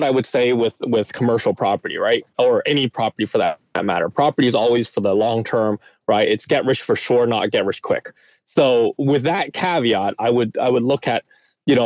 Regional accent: Vancouver, British Columbia, Canada; me growing up in Vancouver

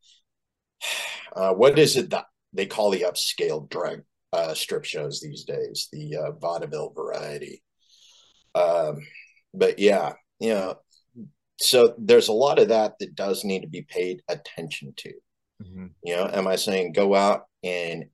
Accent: Boise, Idaho, United States; I was raised in Boise, Idaho, you know, conservative capital of the world

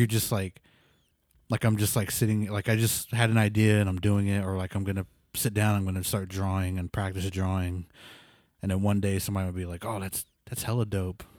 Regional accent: Pawnee, Oklahoma, United States; moved away as an adult; also born or lived in New Mexico; I'm from Pawn East, so, like, it was a small town with, like, no internet

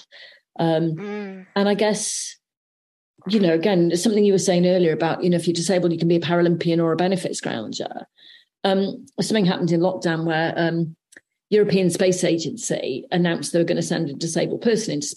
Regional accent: South Wales, United Kingdom; growing up in South Wales

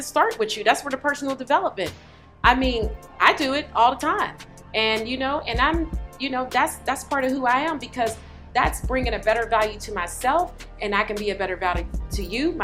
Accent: Pittsburgh, Pennsylvania, United States; now in Atlanta, United States; I'm from Pittsburgh, Pennsylvania.

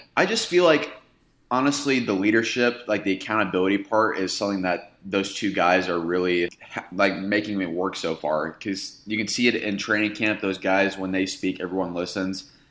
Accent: Indiana, United States; moved away as an adult; now in Phoenix, United States; I grew up in Indiana. I just moved here about two, two and a half years ago

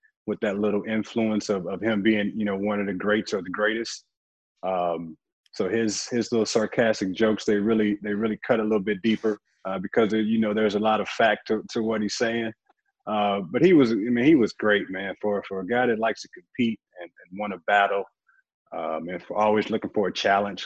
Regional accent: St. Louis, Missouri, United States; I was living in St. Louis, growing up in St. Louis

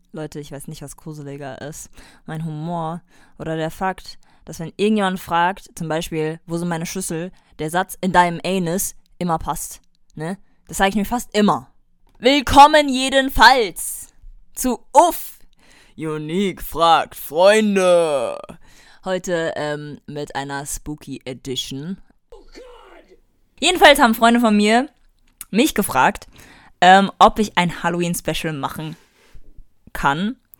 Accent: Germany; wir als Deutsche

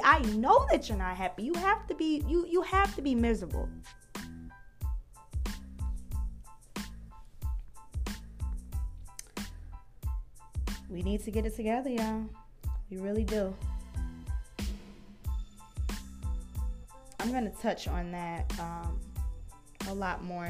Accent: United States; We as African American sisters

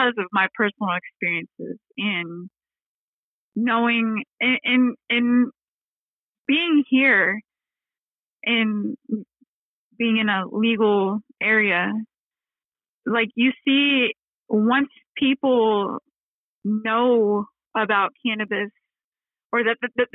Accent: Texas, United States; now in Detroit, United States; I'm from Texas

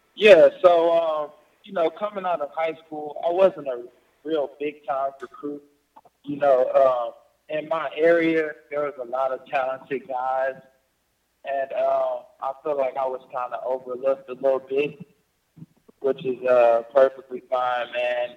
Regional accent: Texas, United States; my hometown in Texas

